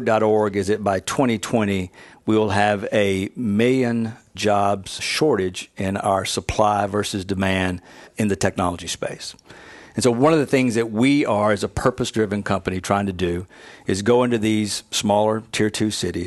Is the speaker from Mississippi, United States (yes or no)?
yes; North Mississippi, United States; I was born in North Mississippi, two-stoplight town in a rural part of Mississippi